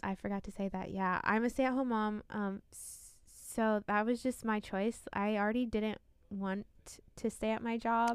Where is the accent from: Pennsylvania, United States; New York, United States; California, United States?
Pennsylvania, United States; now in Central Florida, United States; I am originally from Pennsylvania